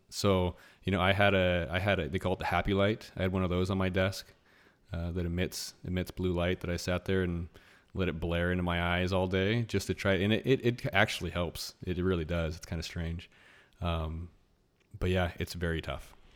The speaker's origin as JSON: {"language": "English", "town": "Anchorage", "region": "Alaska", "country": "United States", "tie": "born or raised there", "moved": "yes", "said": "I grew up in Anchorage, Alaska"}